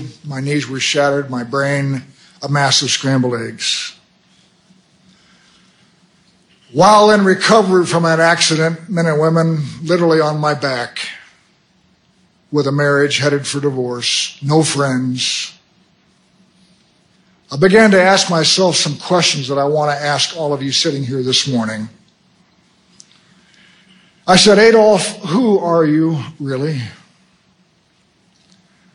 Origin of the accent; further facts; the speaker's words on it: United States; I'm an American